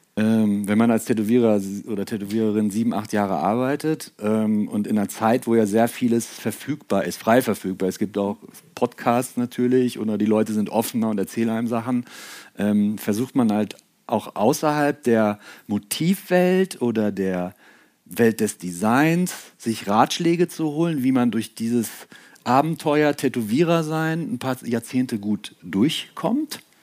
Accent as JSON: {"language": "German", "area": "Ruhr area", "region": "North Rhine-Westphalia", "country": "Germany", "said": "ich komme ja aus NRW, aus dem Ruhrpott."}